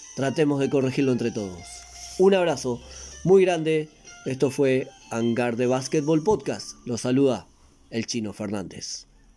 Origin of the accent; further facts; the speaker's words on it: Maldonado, Uruguay; Y soy de Maldonado